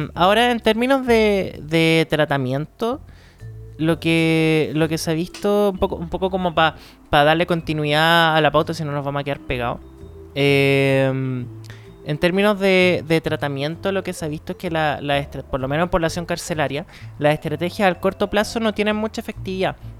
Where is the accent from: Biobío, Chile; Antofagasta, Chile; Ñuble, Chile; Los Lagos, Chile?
Antofagasta, Chile; now in Santiago, Chile; yo soy de Antofa